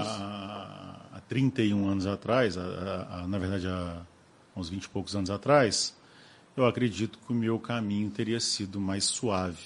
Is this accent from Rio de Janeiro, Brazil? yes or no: yes; Rio de Janeiro, Brazil; moved away as an adult; now in Cataguases, Brazil; eu era criança quando saí do Rio